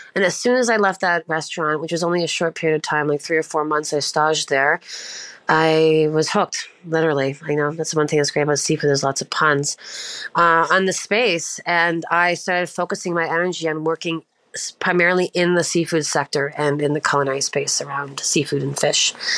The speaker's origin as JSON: {"language": "English", "region": "Prince Edward Island", "country": "Canada", "tie": "born or raised there", "moved": "yes", "lives_now": "Ontario, Canada", "said": "I'm from Prince Edward Island, which is like the smallest island in Canada, situated in the far east side of the country, and uh, sort of looks like a little half or uh, quarter moon floating in the ocean. it's very small. I was raised in a very small fishing village"}